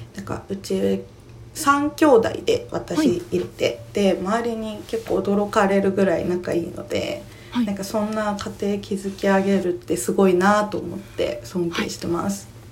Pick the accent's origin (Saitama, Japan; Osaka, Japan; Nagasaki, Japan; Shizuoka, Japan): Saitama, Japan; also born or lived in Nagano; 出身は埼玉県出身の埼玉都民です